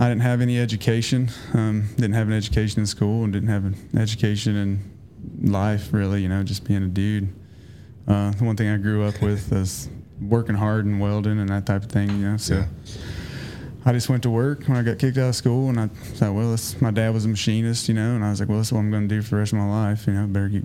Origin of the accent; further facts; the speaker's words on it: South Shore, Kentucky, United States; accent: Southern drawl; moved away as an adult; I grew up in South Shore, Kentucky, little town